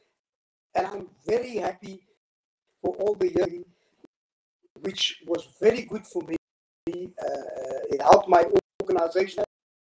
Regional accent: Cape Town, Western Cape, South Africa; I was born in Cape Town and lived in District 6 from the age of 1 to about 2.

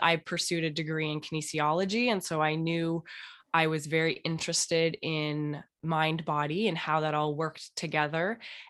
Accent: Toronto, Ontario, Canada; and I'm originally from Canada and Toronto.

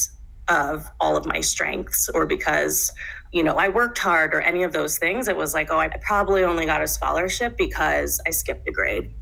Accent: Houston, Texas, United States; now in Denver, United States; I'm American born. I was raised in the South in Houston, Texas

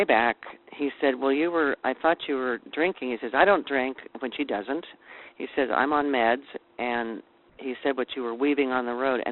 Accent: Silver Lake, United States; the little community where we grew up in Silver Lake

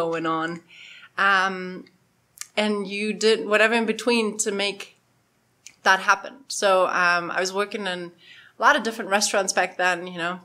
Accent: Germany; moved away as an adult; also born or lived in Poland; I'm German. Even crazier. I was born in Poland.

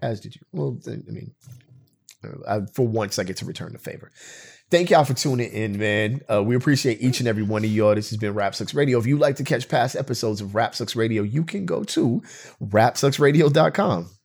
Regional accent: United States; me, as an American citizen with my history in this country

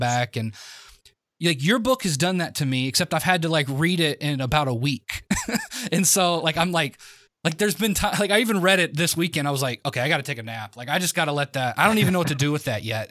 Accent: the South, United States; I was from the South

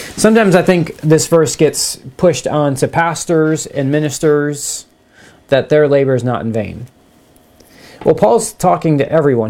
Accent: United States; I love being an American.

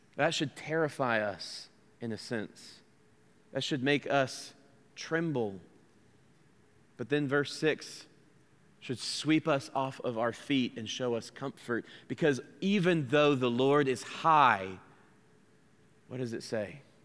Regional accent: United States; accent: American; that's my American accent

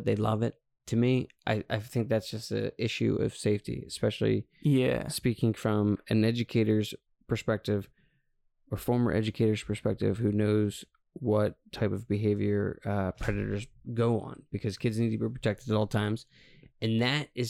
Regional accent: Montgomery County, Pennsylvania, United States; I'm from Montgomery County

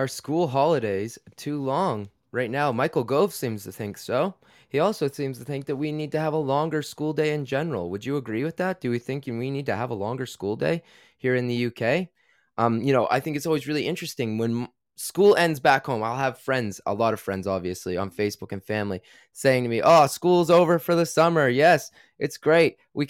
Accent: Canada; now in United Kingdom; And as a Canadian, that can be really tough on me. I like the cold. I actually grew up in, you know, very cold temperatures.

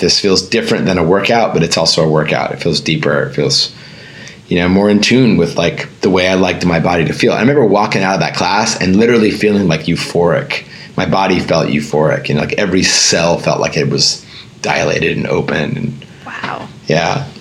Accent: Northern Virginia, United States; I grew up in Northern Virginia

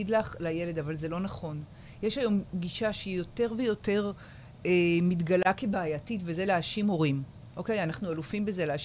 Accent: Jerusalem, Jerusalem District, Israel; moved away as an adult; now in Ashdod, Israel; אבל אני הגעתי מירושלים

